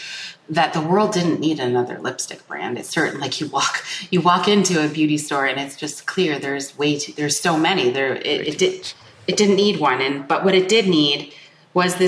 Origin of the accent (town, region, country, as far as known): Canada; born or raised there